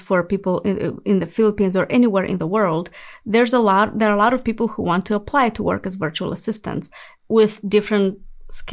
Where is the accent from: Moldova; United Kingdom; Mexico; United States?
Moldova; moved away as an adult; I was born in Moldova, that's in Eastern Europe